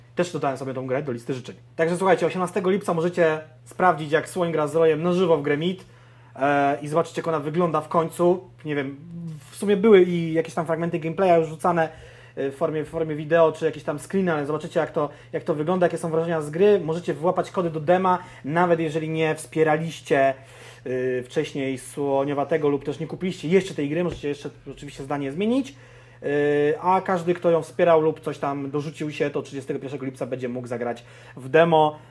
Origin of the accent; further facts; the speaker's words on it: Konin, Greater Poland, Poland; jestem z Konina, więc też jakby Wielkopolska miała to na mnie wpływ